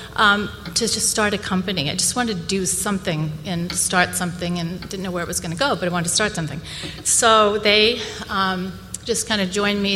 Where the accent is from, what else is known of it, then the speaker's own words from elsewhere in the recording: Boston, Massachusetts, United States; I grew up in the Boston area